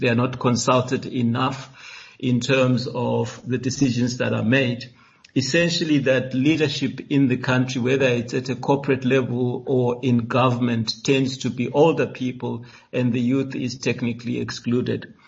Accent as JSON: {"language": "English", "country": "South Africa", "said": "we as South Africans"}